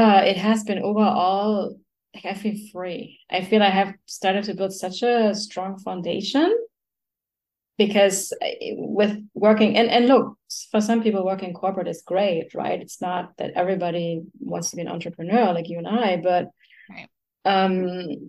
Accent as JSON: {"language": "English", "country": "Germany", "tie": "born or raised there", "moved": "as an adult", "lives_now": "United States", "said": "I grew up in Germany"}